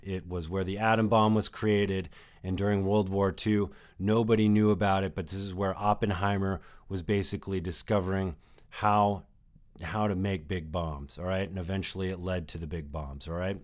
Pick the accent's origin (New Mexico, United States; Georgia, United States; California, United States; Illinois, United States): New Mexico, United States; I spent a good time of my life, uh, growing up in New Mexico